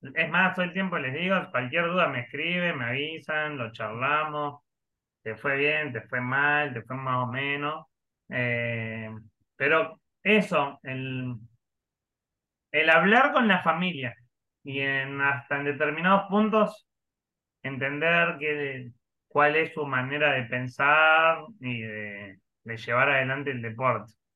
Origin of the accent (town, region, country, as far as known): Río Negro, Argentina